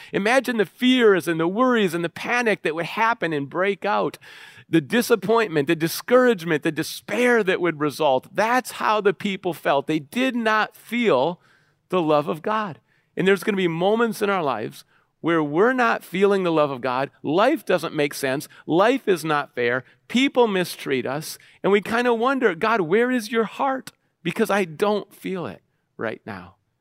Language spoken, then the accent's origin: English; Minneapolis, Minnesota, United States; I grew up in Minneapolis and Saint Paul, the Twin Cities, Minnesota